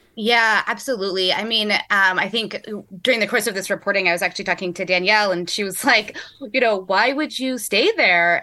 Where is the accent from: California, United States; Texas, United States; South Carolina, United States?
California, United States; Nevada County; moved away; I grew up in Nevada County, which is in the foothills of the Sierra Nevada Mountains